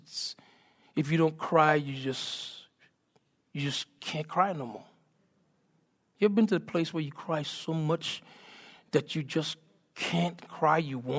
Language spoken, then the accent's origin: English; U.S. Virgin Islands; I'm from the Virgin Islands, and so I love seafood.